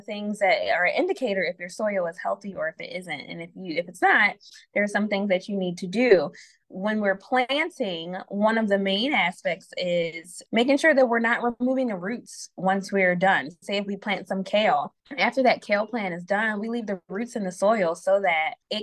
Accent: Philadelphia, Pennsylvania, United States; I am a Philadelphian and my work is focusing on Philadelphia people

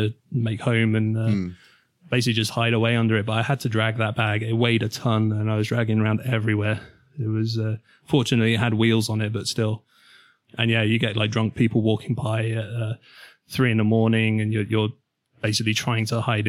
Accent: Milton Keynes, South East England, United Kingdom; my hometown, Milton Keynes

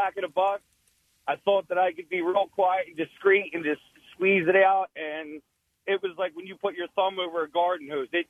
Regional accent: Camden, New Jersey, United States; I'm from the Camden area. I work in Philly

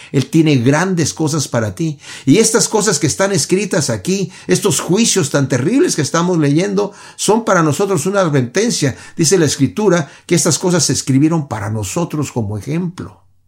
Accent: Mexico; yo soy de México y en México veía a las personas golpeándose

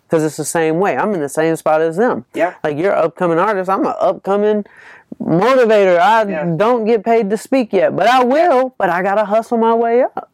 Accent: Atlanta, Georgia, United States; I'm from Atlanta, Georgia.

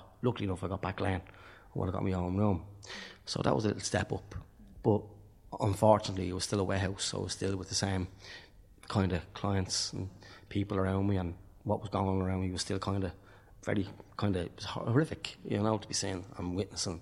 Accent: Tallaght, Leinster, Ireland; now in Dublin, Ireland; I'm from Talla. My family is from Talla. I'm registered in Talla

